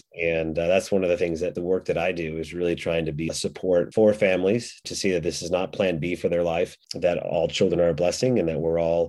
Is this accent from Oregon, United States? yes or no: yes; Oregon, United States; we're from Oregon